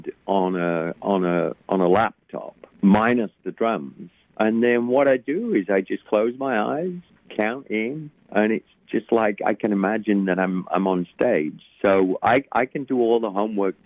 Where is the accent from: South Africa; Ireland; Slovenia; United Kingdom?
United Kingdom; England; now in United States; growing up in England, and then to eventually, you know, coming to the States in 1980